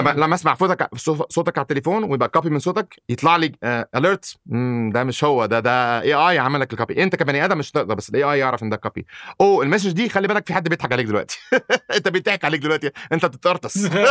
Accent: Egypt; also born or lived in United States; now in Saudi Arabia; انا مولود في مصر

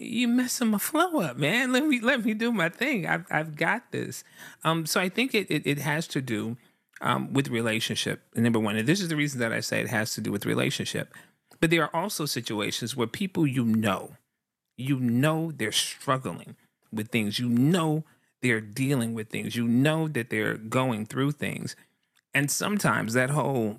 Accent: the South, United States; I'm a guy from the South

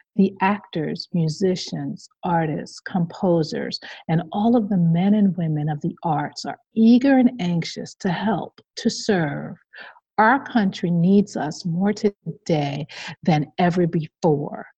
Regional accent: New York, United States; the state of New York, my home state

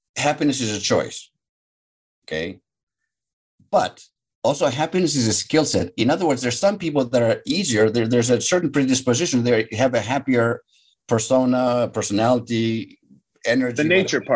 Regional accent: Athens, Attica, Greece; now in Superior, United States; So I'm Greek. I was born and raised in Athens, Greece.

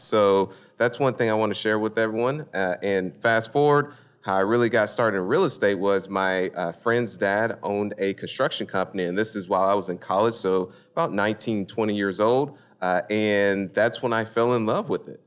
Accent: Indianapolis, Indiana, United States; moved away as an adult; now in Houston, United States; born and raised in Indianapolis, Indiana

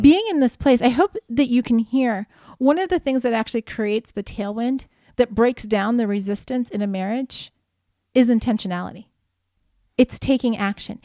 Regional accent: Midwest, United States; also born or lived in Palm Desert, California; now in California, United States; growing up in the Midwest

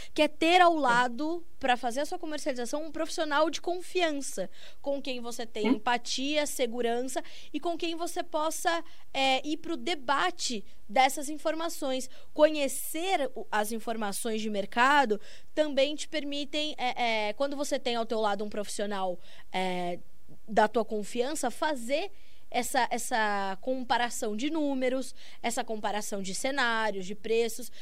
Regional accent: São Paulo, Brazil; Eu também sou de São Paulo

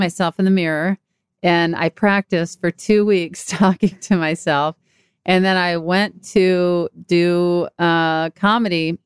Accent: Mississippi, United States; moved away; also born or lived in Texas / Los Angeles; my hometown that's an hour away in Mississippi

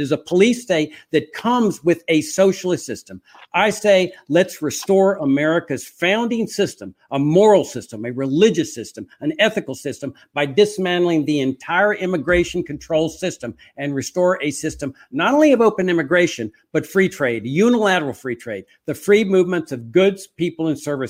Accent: Laredo, Texas, United States; I grew up in Laredo, Texas, on the border. My farm that I grew up on was on the Rio Grande.

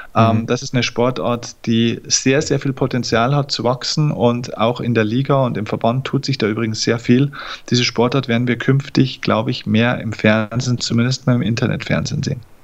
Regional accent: Lower Bavaria, Germany; Ich komme aus Niederbayern. Das ist noch das wahre Bayern. Hier wird noch Dialekt gesprochen, auch wenn ich es hier versuche zu verstecken

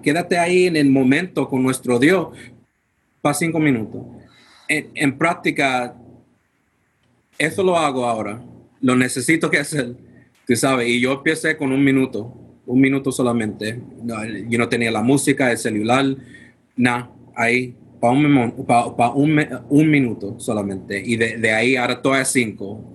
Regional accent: United States; first language English; Spanish is a second language; Nací en los Estados Unidos y mi idioma um, es inglés, si no lo puede dar de cuenta, pero practico español poquito a poquito, pero sin confianza.

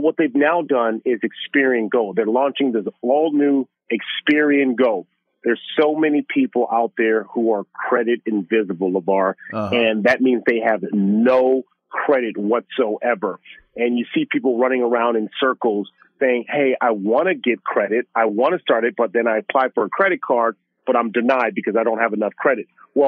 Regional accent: Los Angeles, California, United States; for me growing up in South Central Los Angeles, Super Bowl here in LA, just down the street from where I grew up

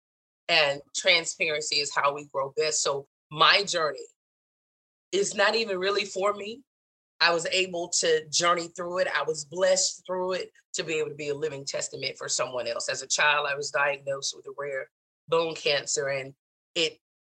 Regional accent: the South, United States; moved away as an adult; growing up in the South.

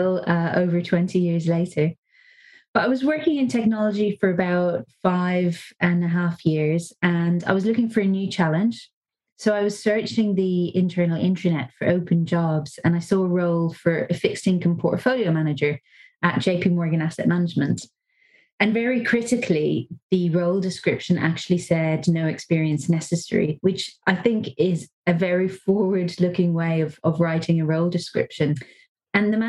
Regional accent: Dublin, Leinster, Ireland; moved away as an adult; I am from Dublin

